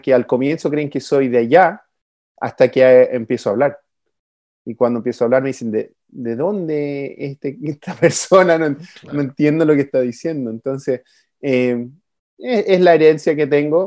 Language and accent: Spanish; Chile; accent: Chilean; now in United States; siendo chileno